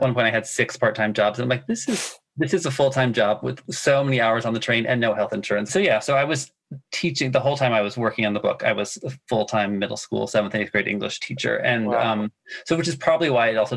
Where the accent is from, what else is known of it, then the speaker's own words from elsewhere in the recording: United States; I had a lot of immersion in my German life, even though I'm very much American